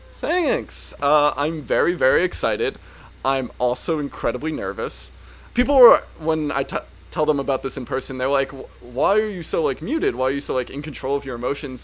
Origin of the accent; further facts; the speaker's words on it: Northern Virginia, United States; I am from Northern Virginia, though I often lie and just say I'm from DC, like a lot of us Northern Virginians